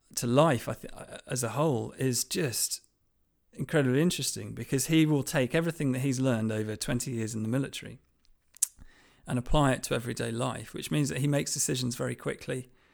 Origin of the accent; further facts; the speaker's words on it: Lancashire, North West England, United Kingdom; I grew up in Lancashire, in a small village in Lancashire